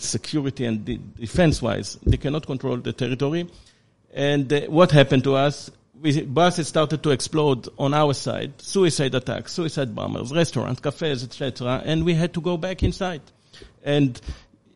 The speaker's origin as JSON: {"language": "English", "town": "Givatayim", "region": "Tel Aviv District", "country": "Israel", "tie": "born or raised there", "said": "I grew up in Givatayim, very close to Tel Aviv, on the border between Givatayim and Tel Aviv. My childhood is Tel Aviv streets."}